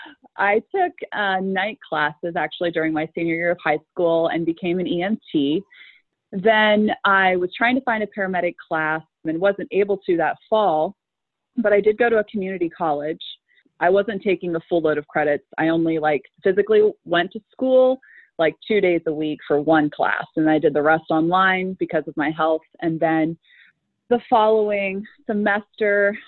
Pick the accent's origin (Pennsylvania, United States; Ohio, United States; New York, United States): Pennsylvania, United States; Meadville; also born or lived in Gettysburg, Pennsylvania; we moved here when I was 8, so a lot of my memories are, they're pretty much all here.